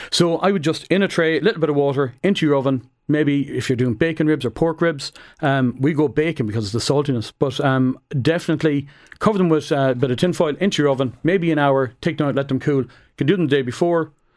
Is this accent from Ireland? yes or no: yes; Roscommon, Connacht, Ireland; I'm from Roscommon